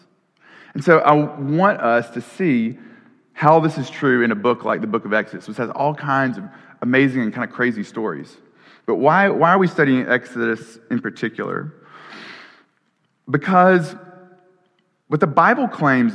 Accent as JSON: {"language": "English", "region": "Alabama", "country": "United States", "tie": "born or raised there", "said": "my home state, Alabama"}